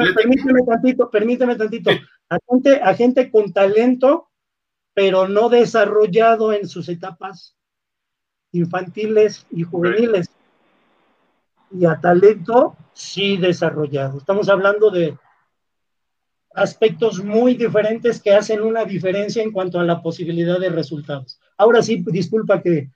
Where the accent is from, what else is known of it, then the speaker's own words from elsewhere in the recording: Mexico; Yo soy mexicano